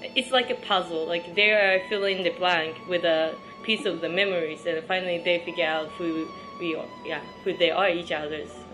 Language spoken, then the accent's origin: English; Tokyo, Japan; English is a second language; moved away as an adult; also born or lived in Canada; now in Shanghai, China; I'm from Tokyo, so I used to work in Tokyo for five years